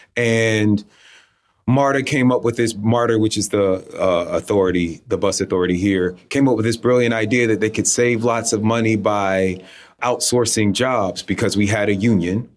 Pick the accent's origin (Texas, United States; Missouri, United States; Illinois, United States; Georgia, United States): Georgia, United States; South Fulton, Fulton County, Atlanta area; my hometown